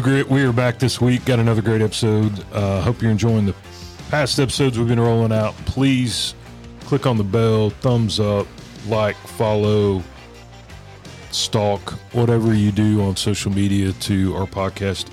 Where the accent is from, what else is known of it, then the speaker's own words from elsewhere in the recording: Texas, United States; us Texans